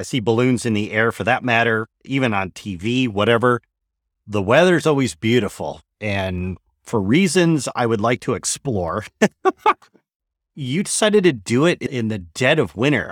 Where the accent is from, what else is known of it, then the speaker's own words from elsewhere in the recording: Michigan, United States; moved away; After twenty years, I've returned to my native Michigan